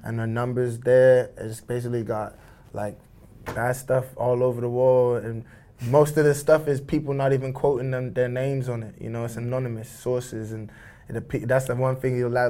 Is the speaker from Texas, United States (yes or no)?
yes; Dallas, Texas, United States; also born or lived in United Kingdom / Nigeria (ancestry); growing up in Texas, North Dallas